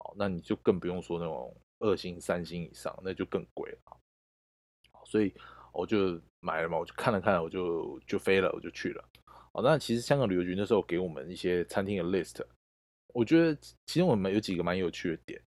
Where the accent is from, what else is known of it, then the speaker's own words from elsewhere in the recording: Taiwan; 我们台湾人